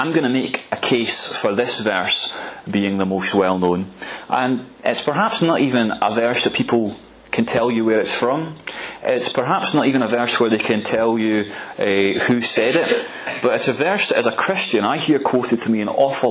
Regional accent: Arbroath, Scotland, United Kingdom; my earliest memories of youth fellowship growing up in Arbroath

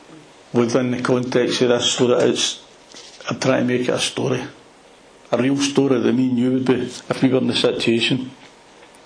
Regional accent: Glasgow, Scotland, United Kingdom; accent: Glasgow; my Glasgow accent

